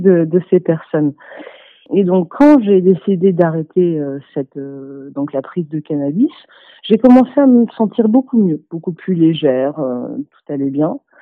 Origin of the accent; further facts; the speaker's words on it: Toulouse, Occitania, France; j'ai 27 ans et je suis de Toulouse